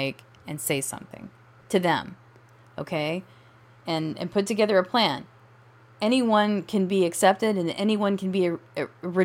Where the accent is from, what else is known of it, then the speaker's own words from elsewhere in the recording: United States; I am an American